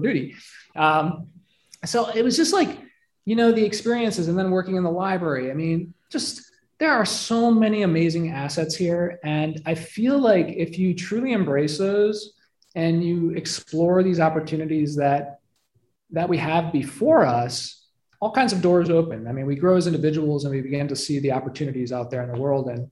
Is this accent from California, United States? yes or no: no; Detroit, Michigan, United States; also born or lived in Flint area, Michigan; I grew up in Metro Detroit, but my dad worked for the government and he got transferred up to Flint and we lived in a small town